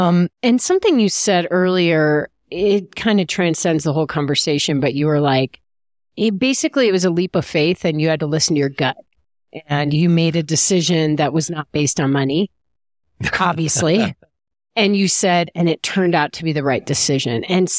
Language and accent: English; Illinois, United States; You know, I'm from the Chicago suburbs.